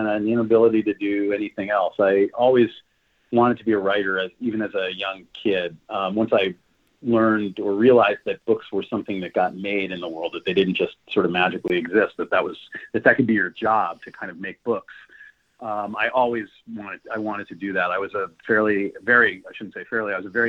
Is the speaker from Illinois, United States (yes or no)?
no; New York, United States; I was raised in New York. I went back to New York